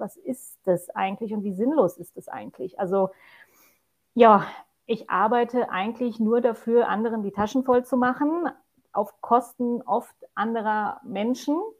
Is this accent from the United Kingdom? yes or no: no; Poland; also born or lived in Germany; now in Austria; bin ich gebürtige Polin, die jetzt als Deutsche in Österreich lebt, mit meinem zweiten Mann.